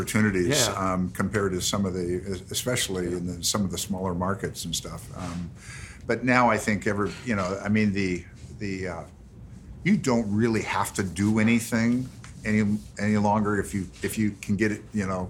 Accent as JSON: {"language": "English", "town": "Santa Monica", "region": "California", "country": "United States", "tie": "born or raised there", "said": "I grew up here in Santa Monica"}